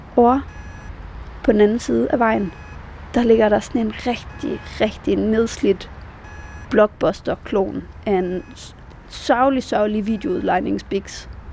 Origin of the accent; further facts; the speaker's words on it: Denmark; moved away as an adult; now in Berlin, Germany; mine venner hjemme i Danmark